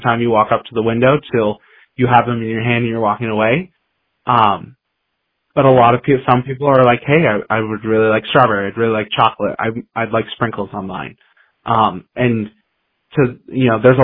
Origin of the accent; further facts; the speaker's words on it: Pella, Iowa, United States; now in Cedar Falls, United States; I'm from Pella, Iowa, which is a smaller town 2 hours south